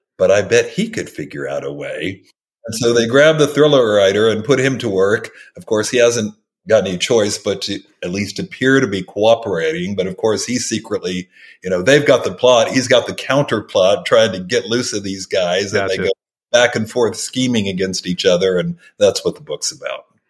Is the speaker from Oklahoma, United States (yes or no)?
yes; Oklahoma, United States; I grew up in Oklahoma